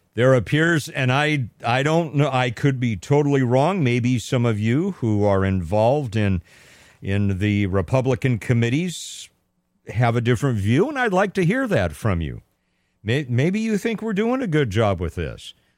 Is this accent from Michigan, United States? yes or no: no; Pasadena, California, United States; my hometown of Pasadena, California